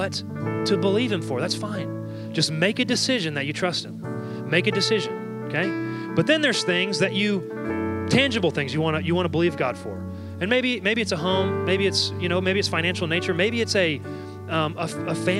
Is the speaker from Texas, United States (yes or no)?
yes; Dallas, Texas, United States; I'm from Dallas, Texas